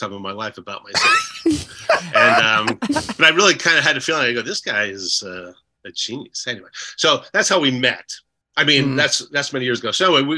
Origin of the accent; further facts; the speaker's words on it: Edison, New Jersey, United States; moved away as an adult; also born or lived in New Brunswick, New Jersey / Los Angeles; I'm from Jersey, and we had just moved to Edison, New Jersey, from New Brunswick